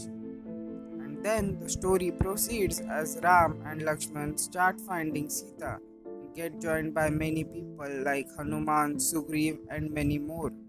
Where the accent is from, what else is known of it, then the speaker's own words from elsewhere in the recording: India; Being an Indian